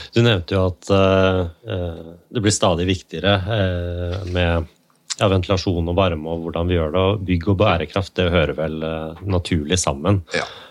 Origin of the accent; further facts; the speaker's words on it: Hammerfest, Finnmark, Norway; jeg er født i Hammerfest, så jeg kommer jo da lenger nord fra deg